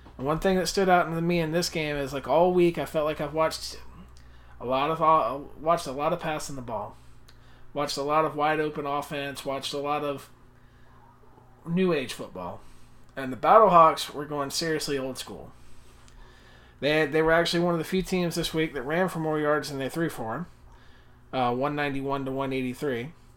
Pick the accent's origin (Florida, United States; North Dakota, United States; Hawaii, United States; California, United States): Florida, United States; growing up in Florida, big S E C fan